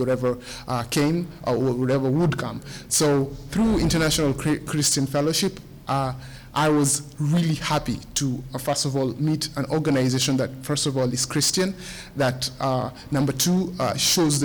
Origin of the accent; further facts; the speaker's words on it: Kenya; moved away as an adult; now in United States; I'm from Kenya